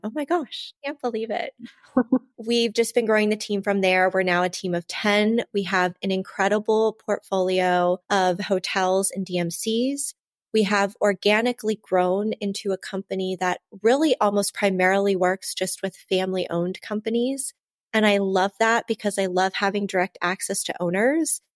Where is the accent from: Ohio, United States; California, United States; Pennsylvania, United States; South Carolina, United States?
Ohio, United States; now in Florham Park, New Jersey, United States; I'm from Ohio